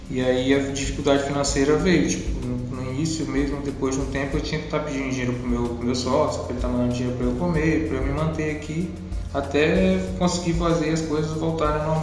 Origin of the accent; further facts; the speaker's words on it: Rondônia, Brazil; moved away; eu só vim de Rondônia pra cá, eu não conhecia a cidade, não conhecia ninguém.